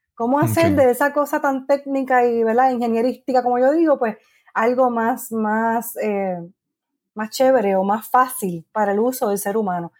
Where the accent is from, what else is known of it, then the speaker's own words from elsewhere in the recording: Guaynabo, Puerto Rico; also born or lived in San Juan, Puerto Rico / New York / Gurabo, Puerto Rico / Cayey, Puerto Rico; Así que nací en San Juan, criada en Guaynabo y viví allí hasta los veintitantos años